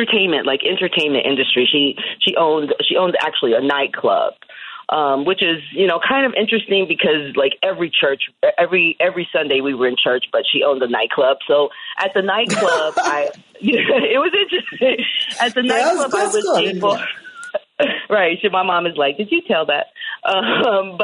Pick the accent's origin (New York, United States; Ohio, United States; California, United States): Ohio, United States; Columbus; I grew up in Ohio